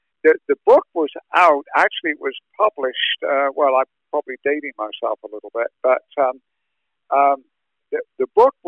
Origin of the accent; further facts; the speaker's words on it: Salisbury, South West England, United Kingdom; now in Indianapolis, United States; I was born in Salisbury in Wiltshire in the south of England. A historical area.